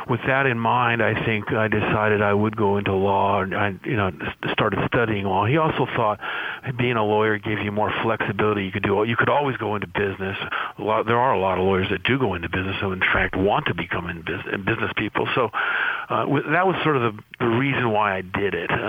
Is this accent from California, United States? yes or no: yes; Santa Barbara, California, United States; also born or lived in Indiana / Los Angeles, California; I grew up in Santa Barbara, California, where I went to high school and grade school and high school